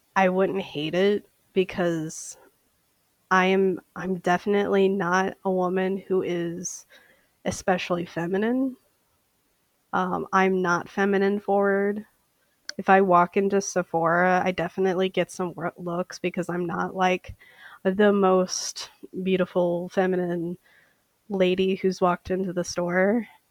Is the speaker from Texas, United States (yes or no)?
no; St. Paul, Minnesota, United States; I am from St. Paul, Minnesota